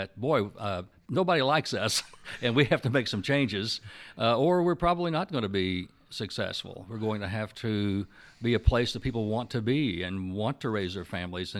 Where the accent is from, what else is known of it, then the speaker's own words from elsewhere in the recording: Oklahoma City, Oklahoma, United States; I grew up in the Oklahoma City area, and I was here kind of in those days, back in the 1970s, 1980s.